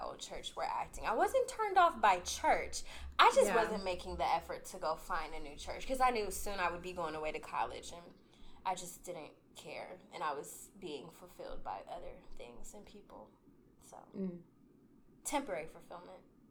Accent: Columbus, Ohio, United States; I'm from Columbus, and the church was outside of Cincinnati

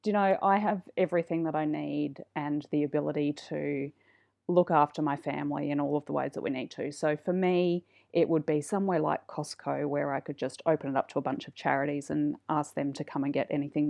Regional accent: Mackay, Queensland, Australia; now in Brisbane, Australia; My parents are still in Mackay. It feels weird to say that I'm from Mackay though, because I only lived there for 5 years and I've now lived in Brisbane for over 20.

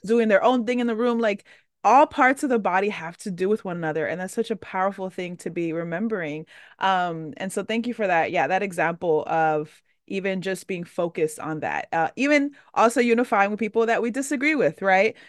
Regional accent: Dominican Republic; I'm Dominican, I'm from the Caribbean

